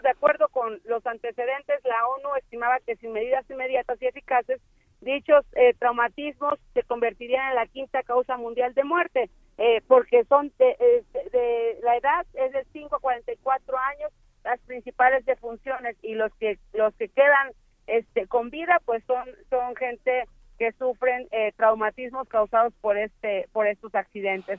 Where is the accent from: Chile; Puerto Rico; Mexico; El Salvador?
Mexico; Quienes perdemos somos los mexicanos